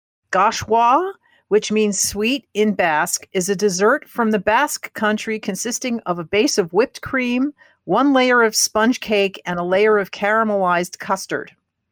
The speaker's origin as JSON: {"language": "English", "region": "Northern Virginia", "country": "United States", "tie": "born or raised there", "also_born_or_lived": "Brooklyn, New York / Queens, New York", "said": "I pick up a lot. I have a lot of British pronunciation. I don't know where I get that from. I grew up. I was born in Brooklyn. We lived in Queens till I was five. And then I lived in Northern Virginia."}